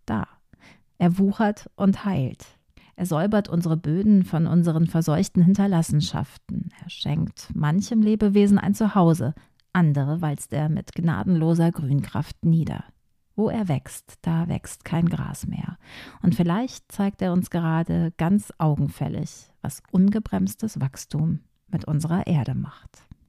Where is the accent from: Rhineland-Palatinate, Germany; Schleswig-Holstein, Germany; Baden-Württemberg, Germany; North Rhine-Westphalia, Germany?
North Rhine-Westphalia, Germany; Ruhr area; bei uns im Ruhrgebiet